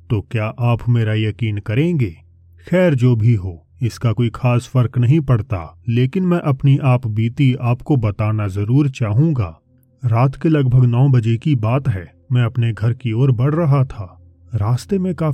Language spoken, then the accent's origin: Hindi; Uttar Pradesh, India; और मैं उत्तर प्रदेश का रहने वाला हूँ